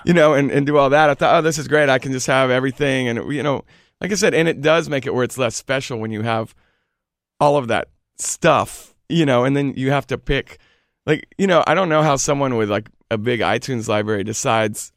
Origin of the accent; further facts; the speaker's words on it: Houston, Texas, United States; also born or lived in Austin, Texas; now in New York, United States; I'm originally from Houston